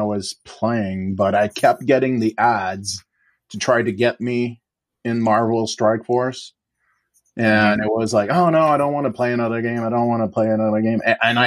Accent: Quebec, Canada; moved away as an adult; also born or lived in Bay Area, United States; I'll also moving back to Quebec, I'm from the Quebec province

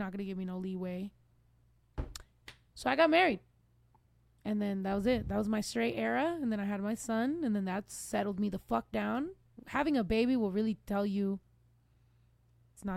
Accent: San Jose, California, United States; I was born in San Jose, California

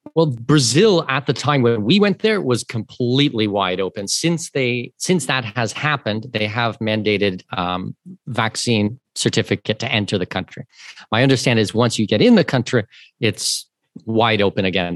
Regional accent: southwestern Ontario, Canada; moved away as an adult; now in Panama City, Panama; I'm Canadian. I was born and raised in southwestern Ontario

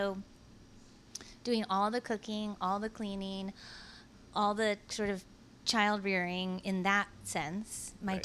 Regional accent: Atherton, California, United States; we grew up in Atherton

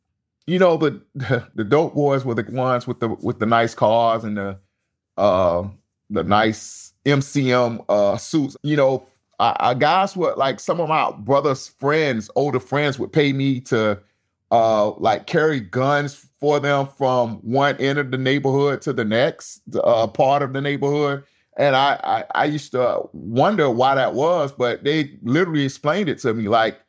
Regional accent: Tampa, Florida, United States; Yeah, growing up in Central Park Village was extremely difficult. It was surrounded by a lot of violence. We didn't have any gangs back then in Tampa.

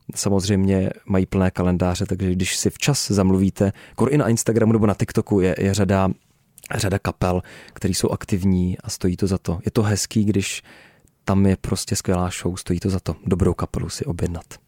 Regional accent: Náchod area, Hradec Králové Region, Czechia; tam na Náchodsku, eh, u nás v mém rodném kraji

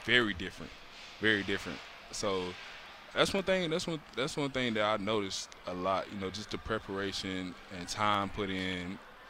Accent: the South, United States; I'm from the South, so, you know, you got chicken, ham, turkey, dressing, mac and cheese

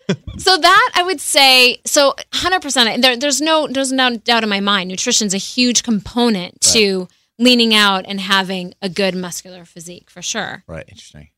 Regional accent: North Dakota, United States; I grew up in the Midwest in North Dakota

